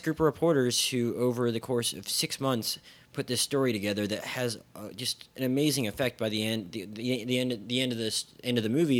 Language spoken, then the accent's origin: English; Philadelphia, Pennsylvania, United States; my hometown news, newspapers, the Philadelphia Daily News and the Philadelphia Inquirer